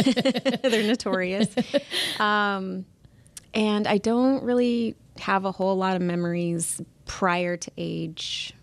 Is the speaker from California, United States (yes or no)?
yes; Huntington Beach, California, United States; also born or lived in Santa Ana / Moreno Valley; we were living in Moreno Valley. So I was born in Santa Ana, and then we moved to Moreno Valley, and then we moved back to Huntington Beach when I was about age 7.